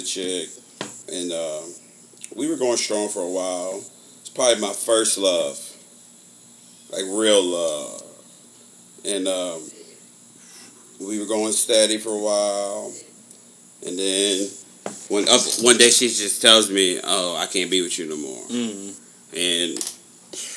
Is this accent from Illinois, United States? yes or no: no; Slidell, Louisiana, United States; I grew up in Sidell with a lot of white people